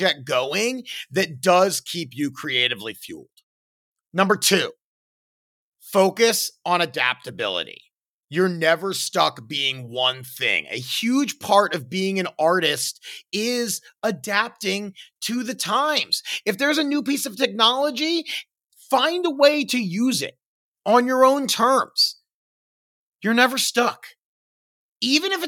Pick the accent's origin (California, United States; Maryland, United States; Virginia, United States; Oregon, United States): Maryland, United States; Baltimore; moved away; where I grew up in Baltimore